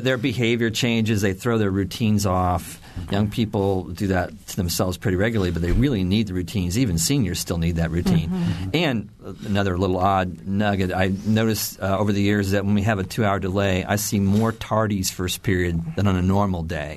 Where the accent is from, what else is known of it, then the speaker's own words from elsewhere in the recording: Indiana, United States; I grew up in Indiana in the 70s